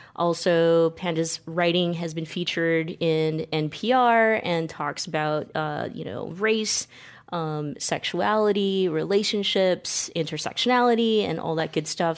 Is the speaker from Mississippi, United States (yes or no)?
no; California, United States; myself being born and raised in California